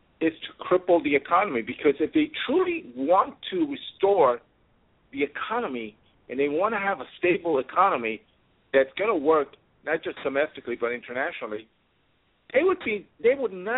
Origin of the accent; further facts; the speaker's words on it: New York City, New York, United States; I'm a city guy. I'm from the Upper West Side in Manhattan.